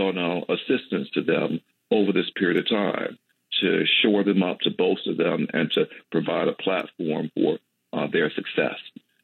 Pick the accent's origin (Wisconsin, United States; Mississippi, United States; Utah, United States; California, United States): Mississippi, United States; Magnolia; I grew up in Magnolia, Mississippi, southwest Mississippi